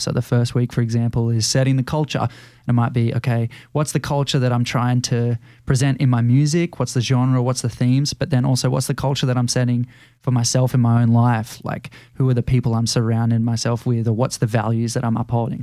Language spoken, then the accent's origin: English; Australia; growing up in Australia, there's a lot that you do thirteen years of school